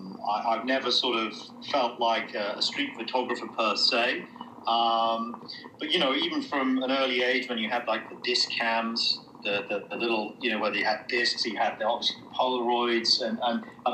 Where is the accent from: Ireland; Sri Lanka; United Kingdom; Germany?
Germany; born there; So I was actually born in Germany, and I spent... sort of the formative years in and around various public schools